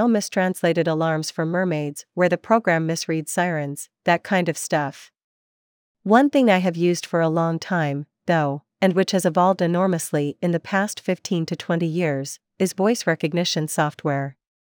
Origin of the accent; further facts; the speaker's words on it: Ontario, Canada; first language French and Croatian; English is a second language; English was my third language, but through a number of circumstances, life, growing up in Ontario, I spoke French first with my mother, who's Swiss, and Croatian with my father, and then learned English watching Sesame Street when I was 5 or so.